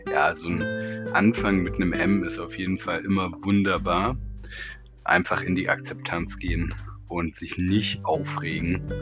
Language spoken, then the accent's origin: German; Berlin, Germany; Ich sitze in Berlin und bin eine Berliner Pflanze, die ein bisschen in der Welt herumgekommen ist